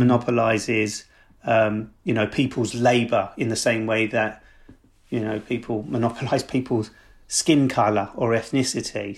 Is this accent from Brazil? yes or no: no; London, United Kingdom; I grew up in South East London